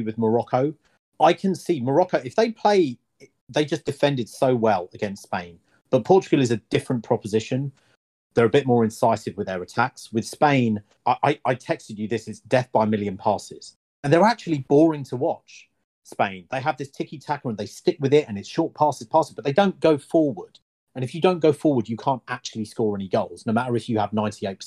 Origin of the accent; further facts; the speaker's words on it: England, United Kingdom; as I'm English